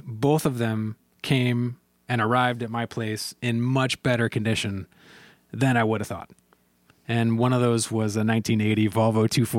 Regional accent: Raleigh, North Carolina, United States; So, and I grew up in Raleigh, North Carolina.

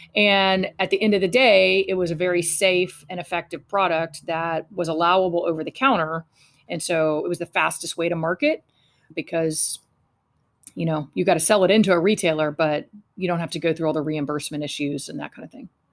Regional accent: Fort Worth, Texas, United States; I was raised in Fort Worth, Texas

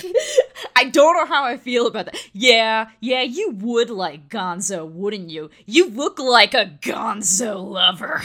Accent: South Florida, United States; I grew up in South Florida

